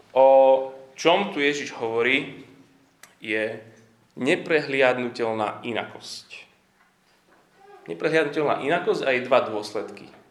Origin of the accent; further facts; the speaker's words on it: Slovakia; Vyrastali sme na Slovensku, niektorí ešte, ešte za komunizmu